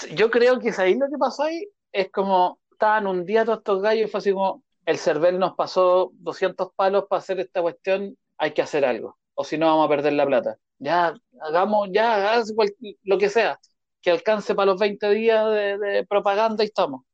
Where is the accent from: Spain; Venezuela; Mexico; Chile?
Chile